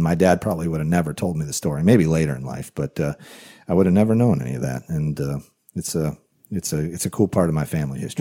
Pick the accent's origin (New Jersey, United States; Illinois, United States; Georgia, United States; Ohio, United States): Illinois, United States; Rockford; working in a factory in Rockford, Illinois, which is a town I grew up